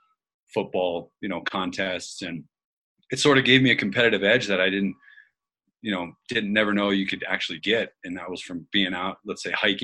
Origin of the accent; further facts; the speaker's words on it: Colorado, United States; I grew up in Colorado